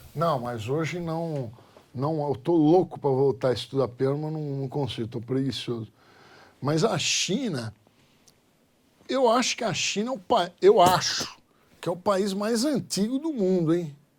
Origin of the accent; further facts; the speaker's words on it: Brazil; eu sou brasileiro